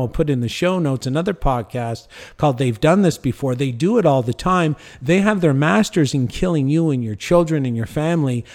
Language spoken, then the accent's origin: English; Cornwall, Ontario, Canada; moved away as an adult; now in Mexico; my hometown in Canada. I live in Mexico